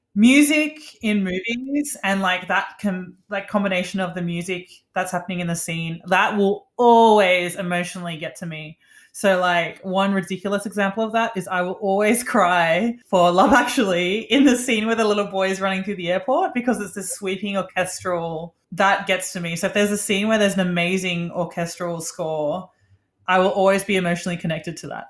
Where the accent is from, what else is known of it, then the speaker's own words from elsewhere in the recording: Australia; moved away as an adult; also born or lived in Sydney; now in New York City, United States; we're from Australia. That's where we met.